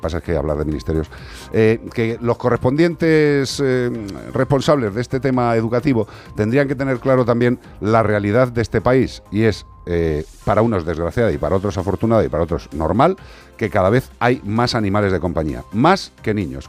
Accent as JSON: {"language": "Spanish", "town": "As Ermidas", "region": "Galicia", "country": "Spain", "said": "nosotros de las Ermitas"}